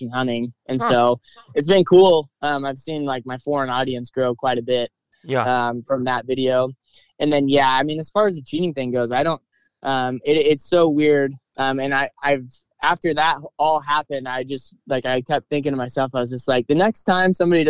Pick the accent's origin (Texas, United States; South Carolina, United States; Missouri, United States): Missouri, United States; Northeast; I still live here. I go to college where I grew up. So, I've been born and raised in Northeast Missouri.